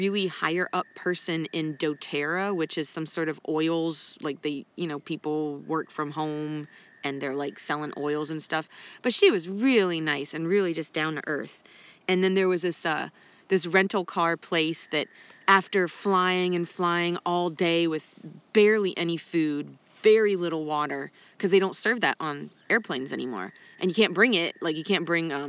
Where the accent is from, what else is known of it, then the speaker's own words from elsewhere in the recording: Ohio, United States; now in North Carolina, United States; I went to Ohio and visiting family there, and their public library's open in my hometown.